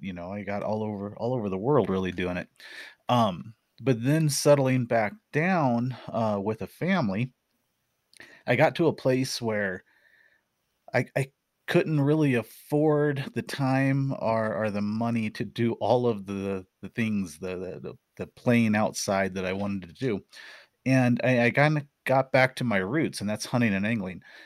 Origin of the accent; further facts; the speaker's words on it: Missouri Ozarks, United States; moved away; also born or lived in Arizona; I grew up in the Missouri Ozarks